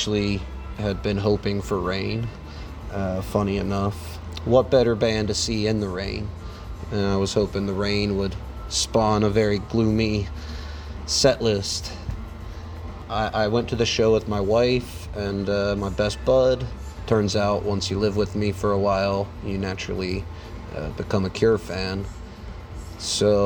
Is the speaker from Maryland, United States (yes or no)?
no; Zanesville, Ohio, United States; I'm from Zanesville, Ohio